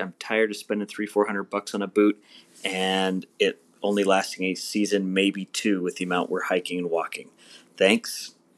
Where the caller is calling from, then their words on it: Boise, Idaho, United States; I'm calling from Boise, Idaho. We have real mountains up here.